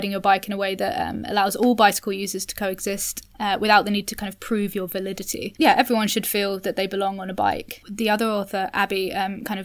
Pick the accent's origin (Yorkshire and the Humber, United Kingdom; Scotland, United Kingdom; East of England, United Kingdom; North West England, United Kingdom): East of England, United Kingdom; Cambridge; now in London, United Kingdom; I grew up in Cambridge